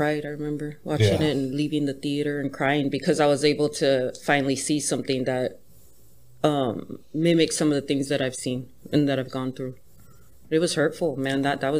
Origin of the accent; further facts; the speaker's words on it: Torrance, California, United States; born there; also born or lived in Linwood / Harbor City; I was born in Torrance.